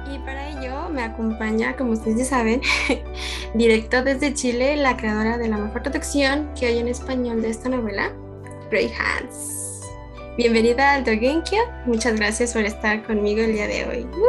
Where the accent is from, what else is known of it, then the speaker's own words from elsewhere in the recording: Mexico; yo soy de México